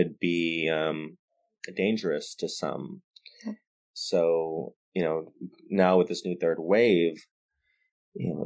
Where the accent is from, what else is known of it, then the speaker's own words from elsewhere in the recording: Stockton, California, United States; also born or lived in Santa Barbara, California; born and raised in Stockton, California, grew up in private Catholic school